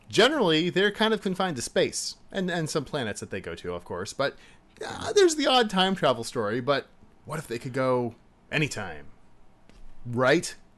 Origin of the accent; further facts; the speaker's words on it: United States; As an American